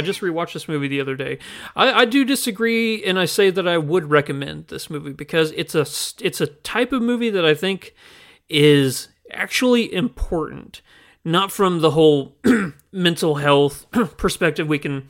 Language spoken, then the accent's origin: English; the Ozarks, United States; I mean, growing up in the Ozarks, I remember.